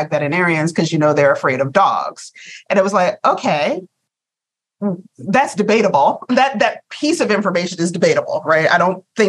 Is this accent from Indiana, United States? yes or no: no; Virginia, United States; I'm a Virginia girl